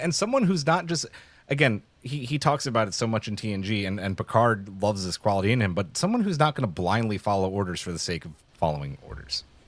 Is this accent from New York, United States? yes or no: yes; New York City, New York, United States; I grew up in New York City